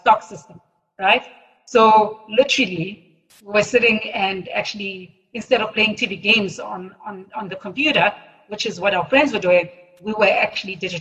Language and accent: English; Cape Town, Western Cape, South Africa; also born or lived in Johannesburg; I was born in Cape Town